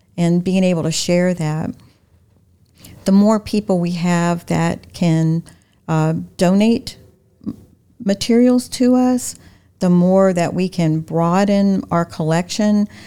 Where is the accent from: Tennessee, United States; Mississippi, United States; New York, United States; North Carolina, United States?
North Carolina, United States; Wilmington; also born or lived in Florida; now in Lakeland, United States; my hometown of Wilmington